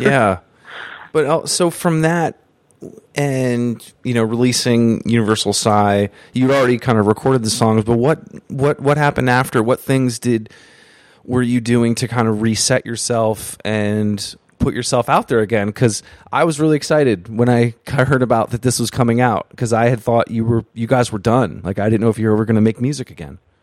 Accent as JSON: {"language": "English", "region": "Vermont", "country": "United States", "tie": "born or raised there", "moved": "yes", "lives_now": "New York City, United States", "said": "I live in New York City, but I grew up in Vermont."}